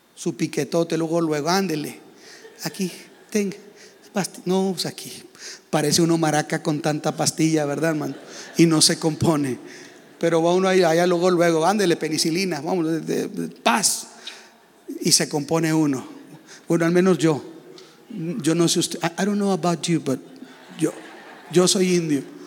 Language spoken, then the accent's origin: Spanish; Mexico